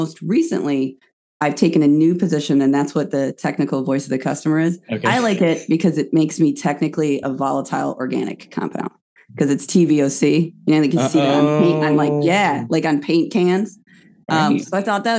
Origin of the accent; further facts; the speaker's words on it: Buffalo, New York, United States; moved away; I am from Western New York originally. Buffalo